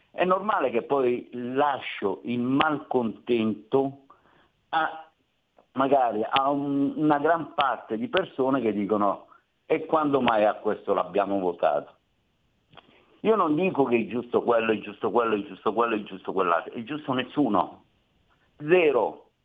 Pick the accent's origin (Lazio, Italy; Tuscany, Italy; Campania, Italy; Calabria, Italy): Calabria, Italy; Cosenza; parte che parlo con un calabrese perché sono calabrese anch'io. Di dove? Io di Cosenza.